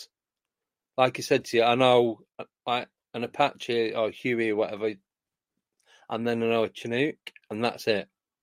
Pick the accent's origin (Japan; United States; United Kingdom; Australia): United Kingdom; Manchester, North West England; moved away; I grew up in Manchester, that's where I'm from originally, which is in the northwest of the UK